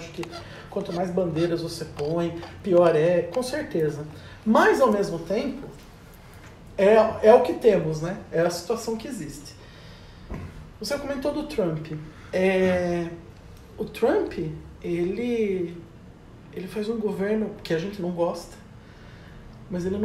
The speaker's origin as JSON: {"language": "Portuguese", "country": "Brazil", "said": "E essa deixou de ser a nossa preocupação enquanto brasileiro há"}